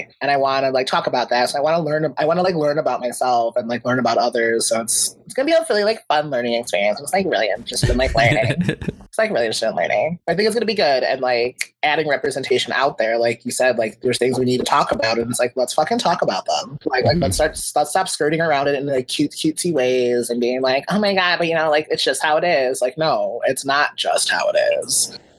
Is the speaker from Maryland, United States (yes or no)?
no; Chicago, Illinois, United States; I'm from Chicago.